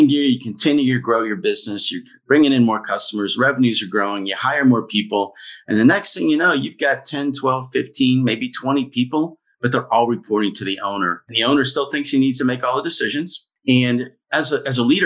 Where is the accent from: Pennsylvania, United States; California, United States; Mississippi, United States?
Pennsylvania, United States; Pittsburgh; We're from Pittsburgh. My wife is from here and our family's from here